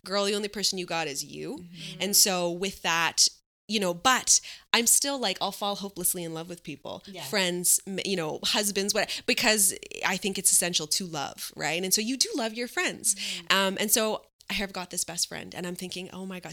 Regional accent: Montreal, Quebec, Canada; moved away as an adult; also born or lived in Toronto / Vancouver; I'm from Montreal

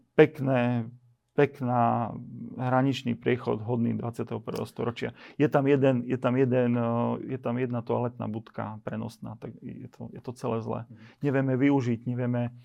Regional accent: eastern Slovakia, Slovakia; also born or lived in Bratislava

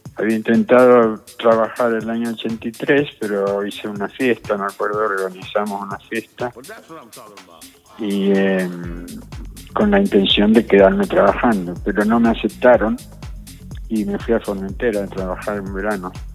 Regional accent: Rosario, Santa Fe, Argentina; moved away as an adult; also born or lived in Funes; now in Ibiza, Spain; El año 76 me fui de Rosario. Bueno, me fui a Argentina.

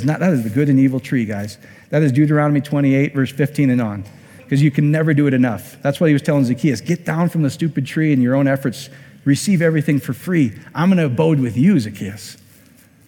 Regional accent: Iowa, United States; I'm from Iowa

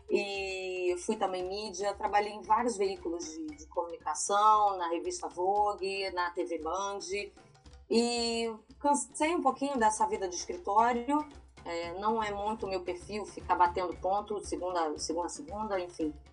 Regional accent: Rio de Janeiro, Brazil; moved away as an adult; now in Amsterdam, Netherlands; Sou do Rio de Janeiro.

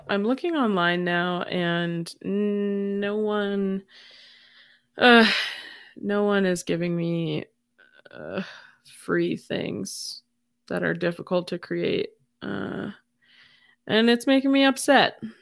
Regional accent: United States

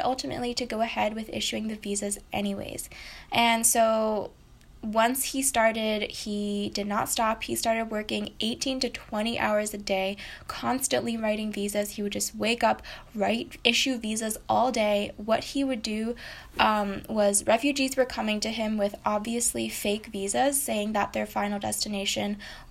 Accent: United States; I'm half Japanese, but I grew up in America

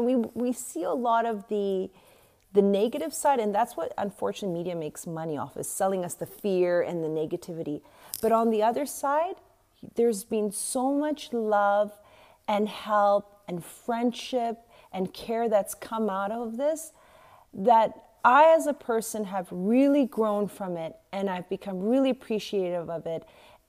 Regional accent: South Africa; also born or lived in West Africa; I mean, I grew up in West Africa, South Africa

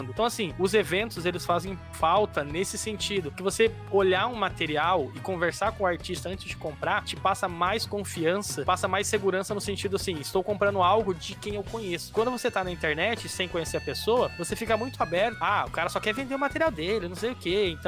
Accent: São Paulo, Brazil; now in Curitiba, Brazil; Eu não sou, eu sou de São Paulo, mas moro em Curitiba.

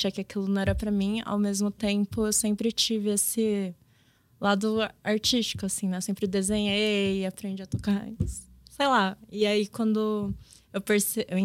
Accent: Pindamonhangaba, São Paulo, Brazil; eu cresci no interior, né, de São Paulo. Eu cresci em Pindamonhangaba, ali na região do Vale do Paraíba. É uma região muito industrial.

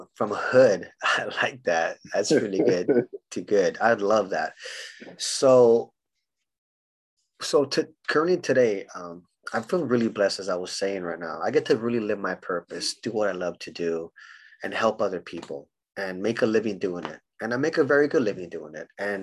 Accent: Honolulu, Hawaii, United States; moved away; also born or lived in San Diego, California / Los Angeles, California; I grew up in Hawaii. So I was born in Honolulu, Hawaii

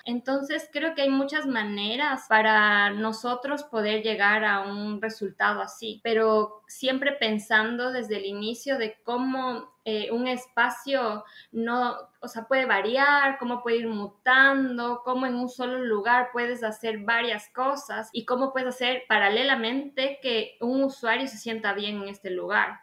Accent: Ambato, Tungurahua, Ecuador; also born or lived in Quito, Ecuador / Guayaquil, Ecuador; soy ambateña

